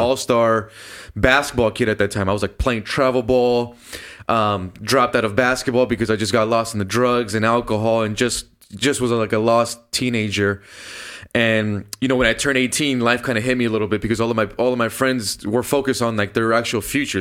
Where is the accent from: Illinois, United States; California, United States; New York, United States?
California, United States; Downey; born or raised there